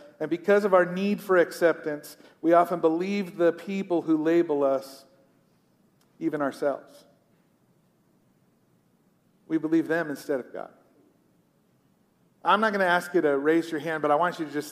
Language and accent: English; United States; I'm a pastor. I'm an American.